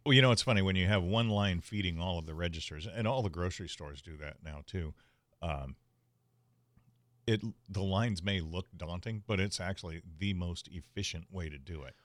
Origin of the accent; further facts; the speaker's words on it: San Diego, California, United States; I grew up in Bay Park, and as a kid, my neighbor and I, who was my best friend at the time, we would spend weekends in Tecolote Canyon